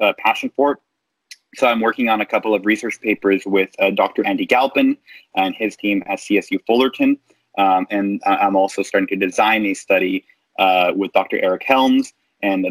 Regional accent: Canada; moved away as an adult; now in United States; I'm Canadian

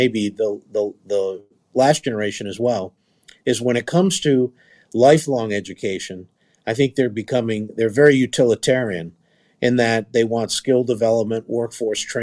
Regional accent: East Coast, United States; I grew up in the East Coast

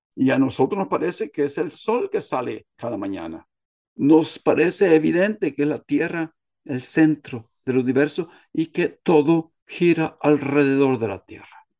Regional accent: Guatemala

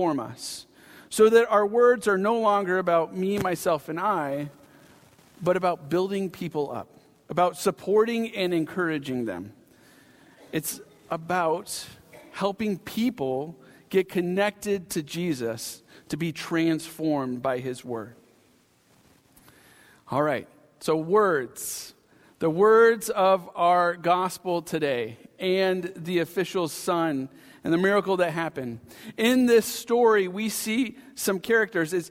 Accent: Pacific Northwest, Washington, United States; moved away; I had a home base of growing up in the Pacific Northwest. So I'm a Pacific Northwesterner at heart, a Washingtonian

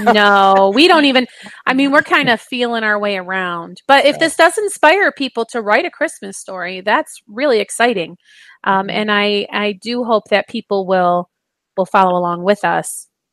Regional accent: Michigan, United States; growing up in Michigan

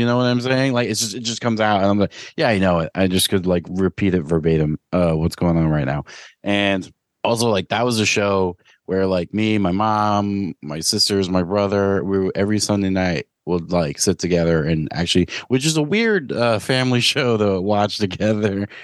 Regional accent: New York City, New York, United States; growing up in New York City

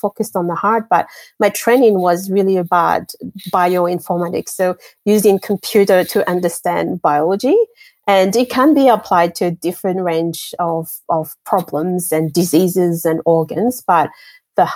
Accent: Martinique; English is a second language; also born or lived in Madagascar / France / Japan / Germany; now in Australia; I grew up in the French Caribbean, a beautiful island called Martinique. And before that, I was born in Madagascar

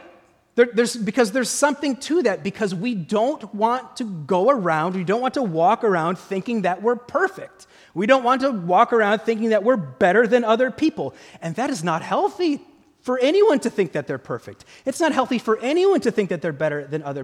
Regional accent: Midwest, United States; I grew up in the Midwest

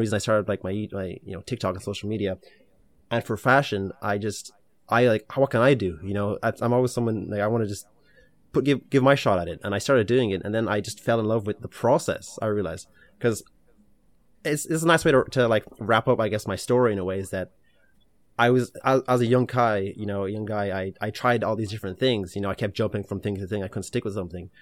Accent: Ireland; also born or lived in Ukraine; we immigrated from Ukraine to Ireland

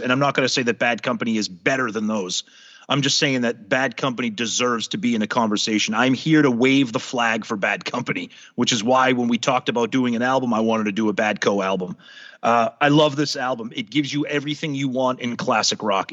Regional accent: New England, United States; I grew up in New England, going to the beaches in New Hampshire and Maine.

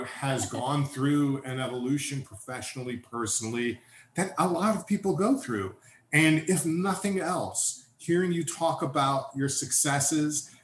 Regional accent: New York City, New York, United States; also born or lived in Pennsylvania / Massachusetts; I'm one of the few native New Yorkers I know

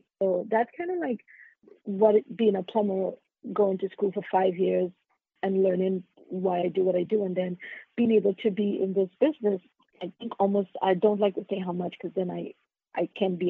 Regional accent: Trinidad & Tobago; moved away as an adult; now in New York City, United States; I grew up in Trinidad and Tobago, and I grew up with my great-grandmother

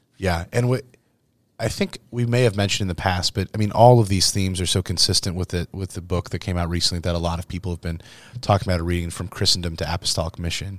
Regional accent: Verona, Iowa, United States; also born or lived in Saint Louis, Missouri; Verona, Iowa, that I don't think ever had any more than, like, a hundred people in my hometown

